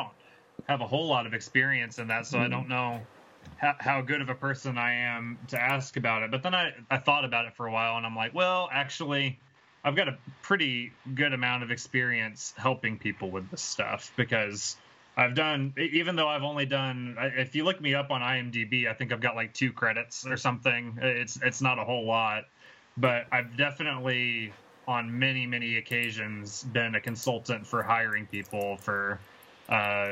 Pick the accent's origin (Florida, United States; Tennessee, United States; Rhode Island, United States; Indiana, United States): Tennessee, United States; Chattanooga; we're both from Chattanooga